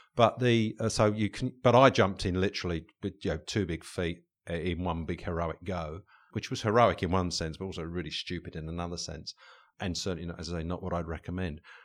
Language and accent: English; England, United Kingdom; back in the day when we were, were, uh, growing up in England